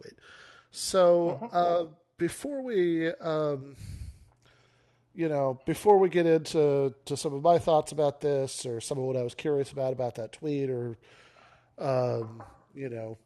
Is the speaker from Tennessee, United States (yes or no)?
no; Michigan, United States; the Evil State University in my home state